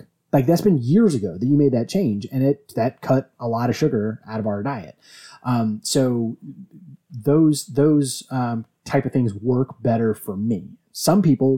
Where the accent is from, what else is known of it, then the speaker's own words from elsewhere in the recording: Virginia, United States; we're from Virginia, where we drink our tea sweet.